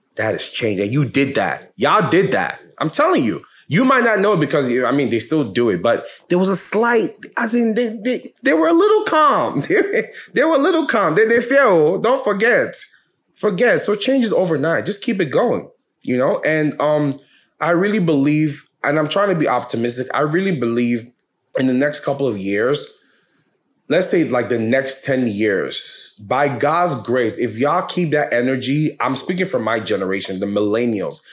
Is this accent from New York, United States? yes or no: yes; New York, United States; I'm from New York